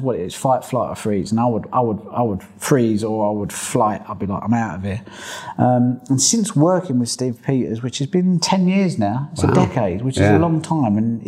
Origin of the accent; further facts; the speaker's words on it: England, United Kingdom; I'm an Englishman